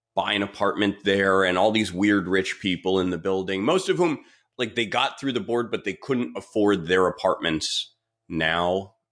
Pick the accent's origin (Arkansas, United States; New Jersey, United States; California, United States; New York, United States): New York, United States; New York City; I grew up on the Upper West Side in one of those pre-war co-ops